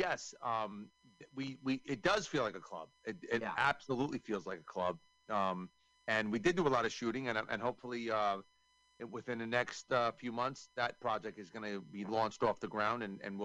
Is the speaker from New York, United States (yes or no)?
yes; New York, United States; I'm from New York